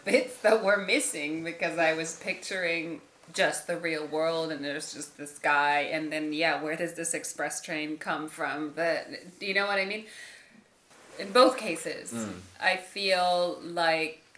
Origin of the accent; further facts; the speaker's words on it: Guatemala; I was raised Catholic in Guatemala